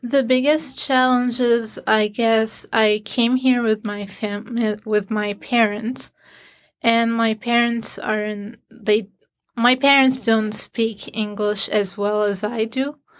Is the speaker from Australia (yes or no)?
no; Syria; moved away as an adult; now in Syracuse, United States; I'm from Syria